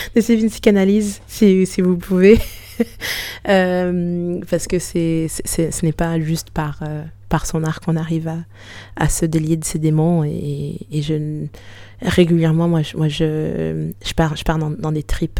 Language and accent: French; Canada; moved away as an adult; also born or lived in Haiti; now in France; je suis née au Canada